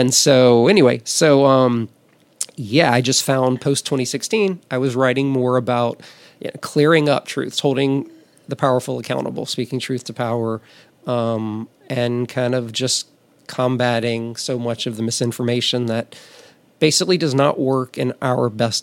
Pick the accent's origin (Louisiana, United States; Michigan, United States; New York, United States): Louisiana, United States; Amite; moved away as an adult; now in Los Angeles, United States; growing up in Amite, Louisiana